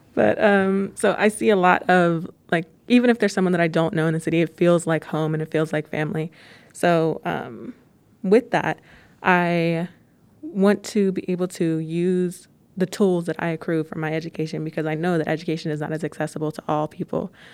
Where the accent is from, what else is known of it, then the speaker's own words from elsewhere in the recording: Pittsburgh, Pennsylvania, United States; I am from Pittsburgh. The only time I ever left was to go to undergrad